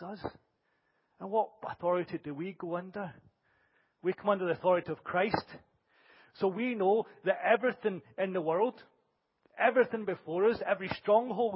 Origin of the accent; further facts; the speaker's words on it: Glasgow, Scotland, United Kingdom; a Scottish boy from Glasgow